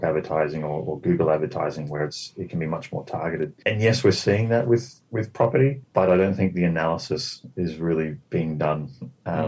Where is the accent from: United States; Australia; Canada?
Australia; moved away; I'm Australian, and I've got a lot of background in the property scene there